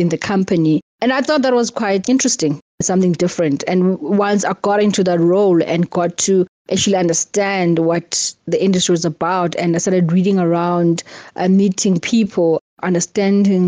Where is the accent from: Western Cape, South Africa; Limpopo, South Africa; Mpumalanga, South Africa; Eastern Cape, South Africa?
Eastern Cape, South Africa; growing up in the Eastern Cape